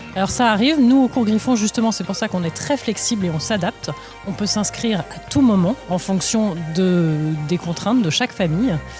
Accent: Alsace, Grand Est, France; now in Switzerland; je suis alsacienne

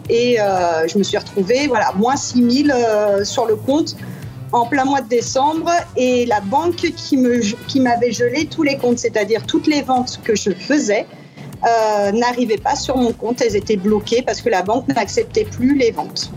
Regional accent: France; accent: French (strong); now in New York, United States

